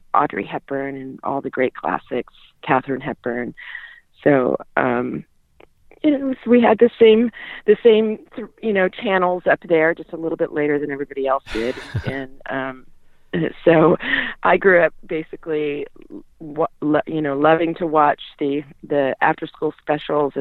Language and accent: English; Alaska, United States; I was born and raised in Alaska